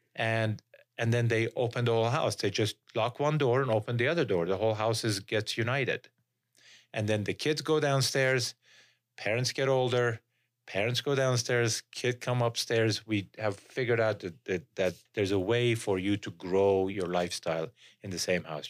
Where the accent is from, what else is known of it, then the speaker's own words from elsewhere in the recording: Iran; moved away as an adult; now in Utah, United States; I came from Iran.